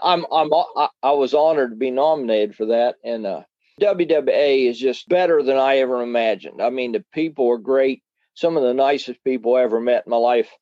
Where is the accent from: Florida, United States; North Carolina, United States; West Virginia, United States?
West Virginia, United States; now in Ohio, United States; I was born in the West, uh, West Virginia